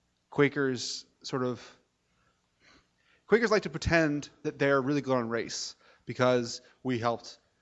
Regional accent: Montgomery County, Maryland, United States; So I grew up in Montgomery County.

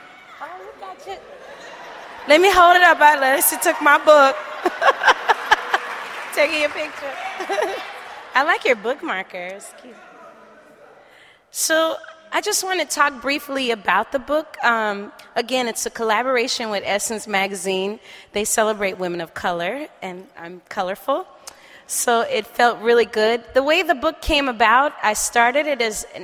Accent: New Orleans, Louisiana, United States; moved away; also born or lived in Oakland, California; originally from New Orleans, Louisiana, and grew up in Holly Grove area where … and all them from

